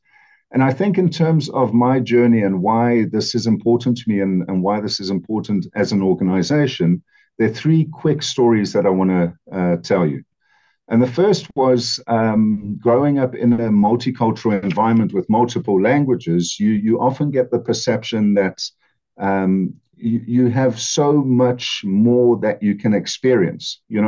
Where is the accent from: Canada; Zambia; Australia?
Zambia; Copperbelt Province; also born or lived in Netherlands / Namibia / South Africa; I grew up, I was born in Africa, in Zambia, on the Copper Belt, close to the border with Zaire, to Dutch parents.